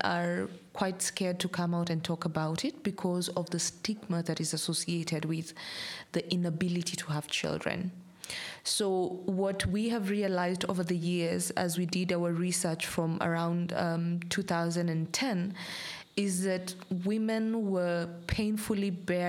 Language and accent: English; Kenya; I am Kenyan by nationality.